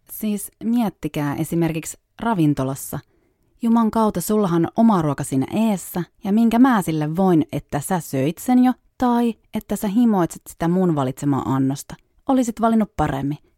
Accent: Savonia, Finland; accent: Savo dialect; No nyt tähän voi sitten joku heittää, että miksi mulla ei kunnollista Savon murretta, kun on sieltä kotosi.

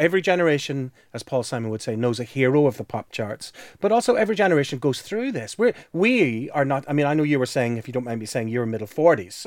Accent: Belfast, Northern Ireland, United Kingdom; moved away; when I was growing up in Belfast

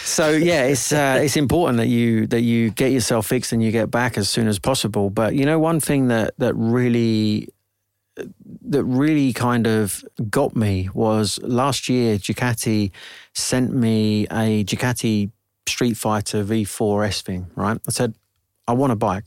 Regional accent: Sittingbourne, South East England, United Kingdom; also born or lived in London; I was born here in London, um, and at six weeks old, I moved down to Sittingbourne with my parents

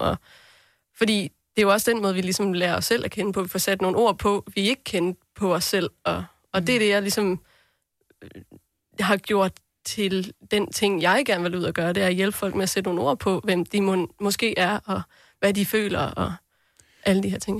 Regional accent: southern North Jutland, North Denmark Region, Denmark; det er faktisk det sydlige Nordjylland

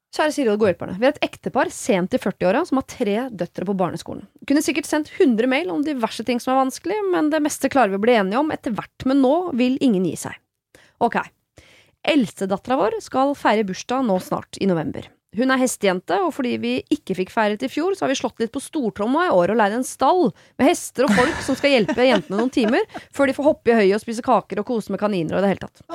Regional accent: Oslo, Norway; jeg gikk på SFO som barn i Bjølsenparken

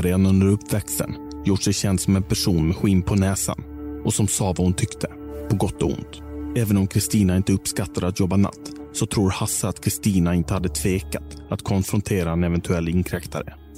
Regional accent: Visby, Gotland, Sweden; För oss barn som växte upp på Terranova

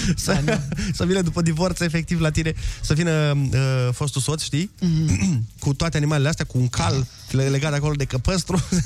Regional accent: Suceava, Suceava County, Romania; now in Bucharest, Romania; în primul an când m-am mutat în București din Suceava

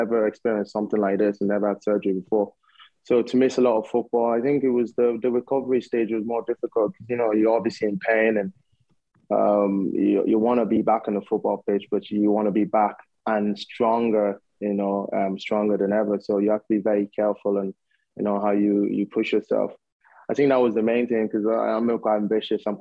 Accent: Ireland; moved away as an adult; I grew up in Ireland

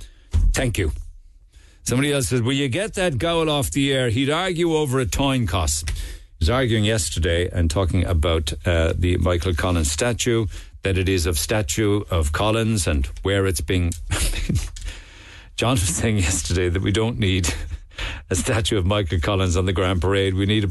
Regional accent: Cork, Munster, Ireland; the use of the word like in Cork. What we do be adding on to the end of all of our sentences.

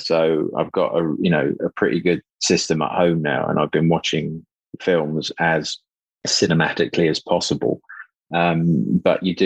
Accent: Luton, East of England, United Kingdom; I'm from Luton and my bedroom overlooked the Electrolux car park.

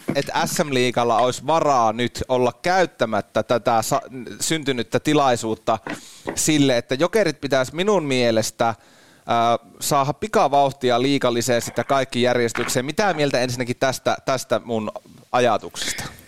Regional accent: Rovaniemi, Lapland, Finland; meikähän on syntynyt Rollossa

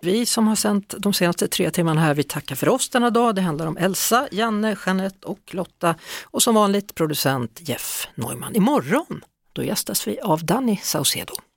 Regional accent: Skövde, Västra Götaland, Sweden; knuten utanför biblioteket i Skövde där jag kommer ifrån

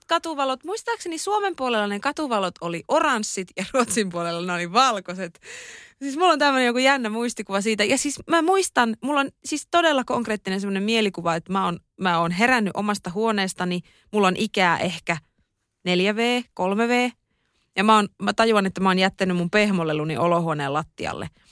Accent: Oulu, North Ostrobothnia, Finland; also born or lived in Rovaniemi / Kolari; Oulussahan mä oon viettänyt niin kuin valtaosa elämästäni ja käynyt kaikki koulut

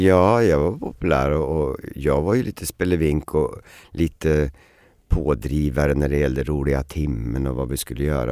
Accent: Eskilstuna, Södermanland, Sweden; moved away; also born or lived in Stockholm; Jag var ju lite barnstjärna hemma i Eskilstuna

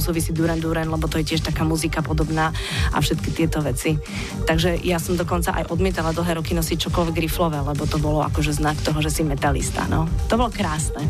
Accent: Žilina, Žilina Region, Slovakia; som vyrastala v Žiline

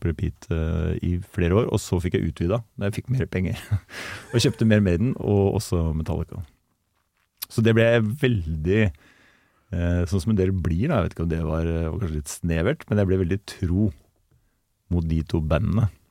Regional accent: Gjøvik, Innlandet, Norway; also born or lived in Oslo; Jeg ble født i Oslo, men jeg vokste opp på Gjøvik.

